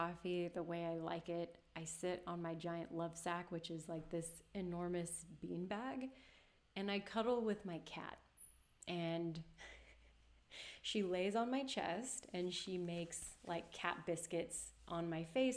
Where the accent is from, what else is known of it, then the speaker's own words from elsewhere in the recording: Los Angeles, California, United States; moved away; this is my hometown